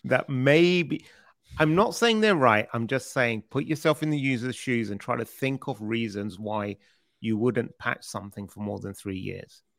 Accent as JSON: {"language": "English", "country": "United Kingdom", "accent": "British", "said": "I sound more funny because I'm British"}